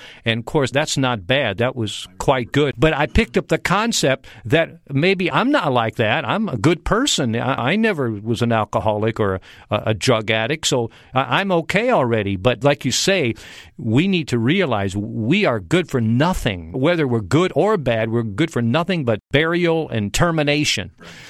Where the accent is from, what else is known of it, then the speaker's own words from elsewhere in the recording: near Chicago, Illinois, United States; I grew up near Chicago